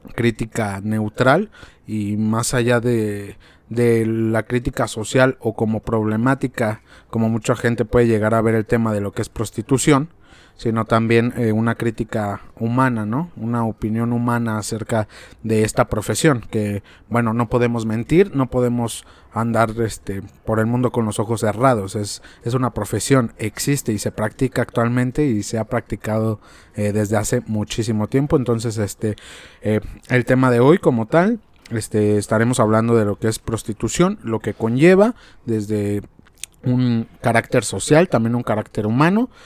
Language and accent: Spanish; Mexico; nosotros como mexicanos